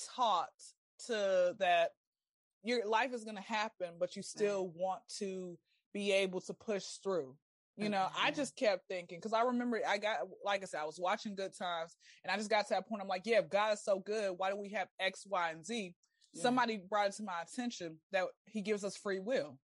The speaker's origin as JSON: {"language": "English", "town": "Atlanta", "region": "Georgia", "country": "United States", "tie": "born or raised there", "said": "I'm born and raised in Atlanta"}